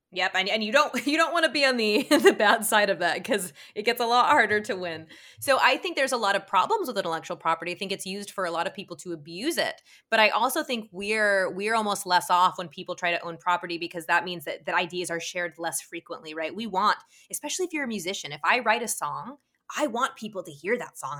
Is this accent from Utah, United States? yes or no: yes; Utah, United States; I was probably a teenager, 'cause I'm also from Utah, from your state